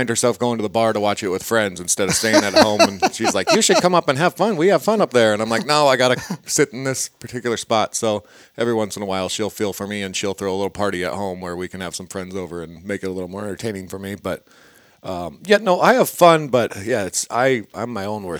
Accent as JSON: {"language": "English", "region": "Iowa", "country": "United States", "said": "It's my home state"}